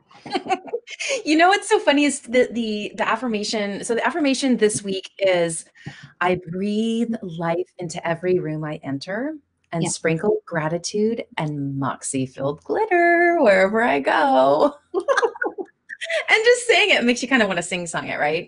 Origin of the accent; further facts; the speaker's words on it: Minnesota, United States; I grew up, I was born in Minnesota